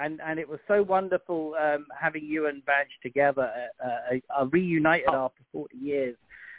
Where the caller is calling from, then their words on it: Connecticut, United States; I'm calling from Connecticut.